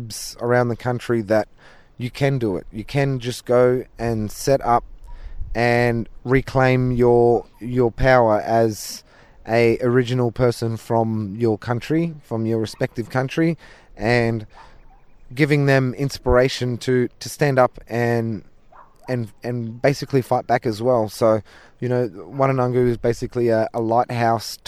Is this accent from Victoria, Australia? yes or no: no; Wangan and Jagalingou country, central Queensland, Australia; I'm from the Wangan and Jagalingou people in central Queensland, just off the coast of Mackay